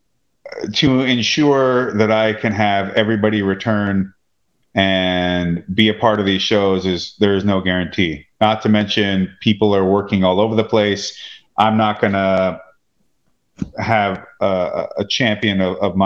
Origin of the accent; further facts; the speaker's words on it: Washington, United States; We're also from Washington State